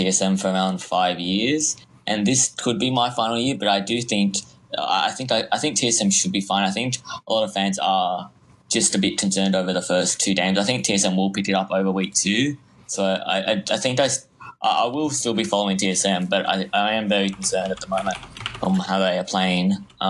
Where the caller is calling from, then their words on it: Victoria, Australia; From Victoria in Australia.